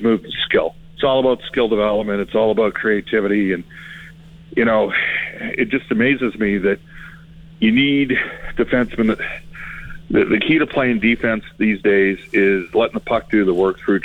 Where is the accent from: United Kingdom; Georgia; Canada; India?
Canada; Edmonton, Alberta; growing up in Edmonton